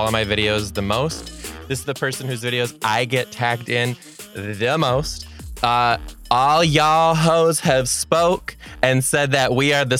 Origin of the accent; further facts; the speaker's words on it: Detroit, Michigan, United States; I'm from the Detroit area